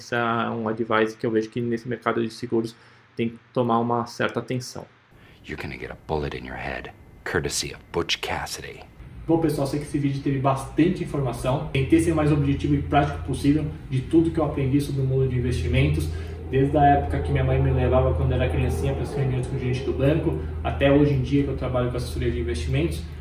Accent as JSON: {"language": "Portuguese", "region": "São Paulo", "country": "Brazil", "said": "A Globo, eu sou de São Paulo."}